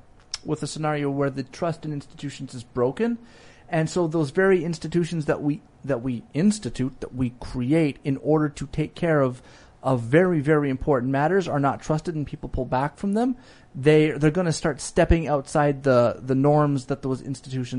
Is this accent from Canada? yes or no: yes; Canada; I'm Canadian